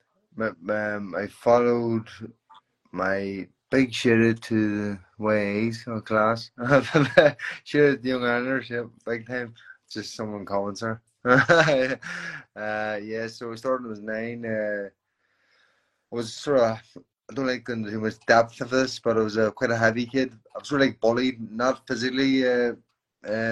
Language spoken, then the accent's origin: English; County Tyrone, Northern Ireland, United Kingdom; I'm from Northern Ireland. I'm from Quinnell, County Tyrone, the ghetto